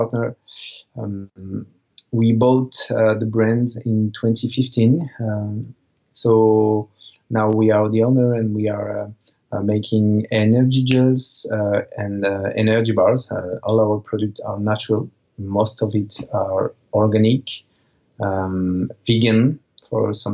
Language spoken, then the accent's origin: English; Marseille, Provence-Alpes-Côte d'Azur, France; in Marseille, in my hometown